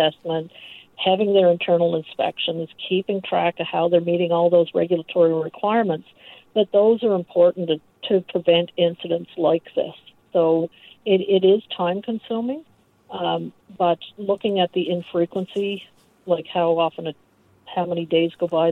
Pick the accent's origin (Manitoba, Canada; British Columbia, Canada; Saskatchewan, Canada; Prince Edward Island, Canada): Prince Edward Island, Canada; now in Toronto, Canada; I'm from Prince Edward Island originally